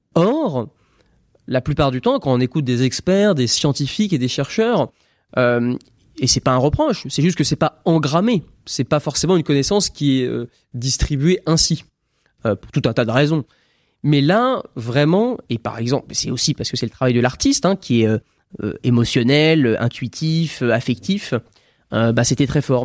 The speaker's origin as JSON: {"language": "French", "country": "France", "tie": "born or raised there", "said": "je suis né en France"}